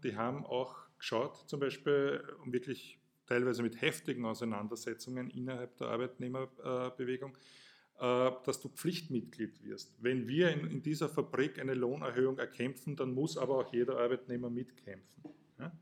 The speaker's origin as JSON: {"language": "German", "region": "Burgenland", "country": "Austria", "tie": "born or raised there", "said": "Ich komme aus dem Burgenland, bin an der Grenze aufgewachsen"}